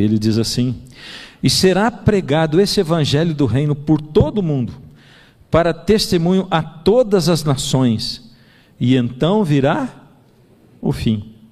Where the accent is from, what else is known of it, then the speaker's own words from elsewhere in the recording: Brazil; Eu que sou brasileiro